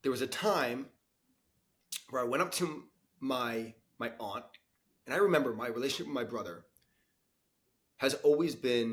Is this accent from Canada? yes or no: no; United States; I'm from Florida, New York City